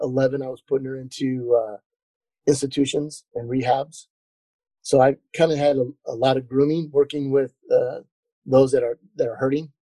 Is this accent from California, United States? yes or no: yes; Orange County, California, United States; moved away; I came from California, Orange County